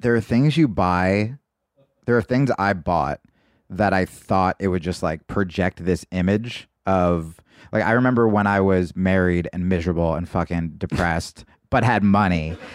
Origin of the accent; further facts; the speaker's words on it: New Jersey, United States; also born or lived in New York / Los Angeles; now in Austin, United States; I grew up in New Jersey